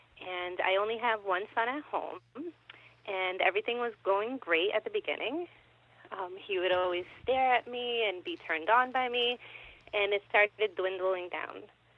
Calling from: Massachusetts, United States

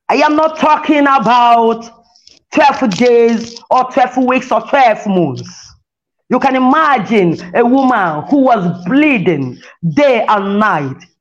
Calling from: Lagos, Nigeria; As I'm reaching you from Lagos, Nigeria, as many that hear my voice

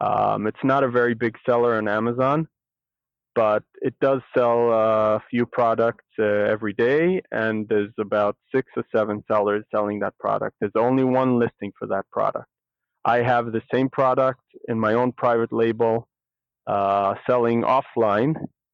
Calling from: Israel; I'm calling from Israel.

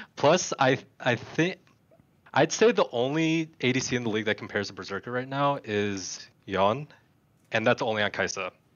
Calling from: Minnesota, United States; I'm calling from Minnesota.

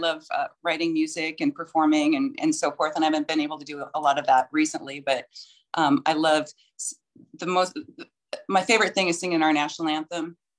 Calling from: Boise, Idaho, United States; I'm calling in from Boise, Idaho.

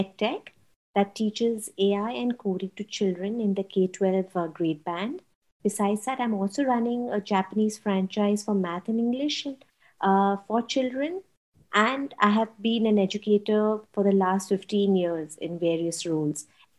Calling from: Mumbai, Maharashtra, India; I'm calling in from Mumbai, India.

